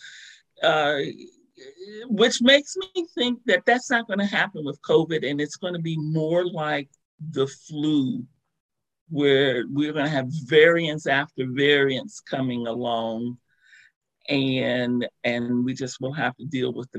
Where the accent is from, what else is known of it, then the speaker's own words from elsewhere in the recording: Oregon, United States; now in Ohio, United States; kind of remember when I moved to Ohio, I was in shock that they had not banned indoor smoking, because I came from Oregon and, you know, that hippy-dippy liberal state.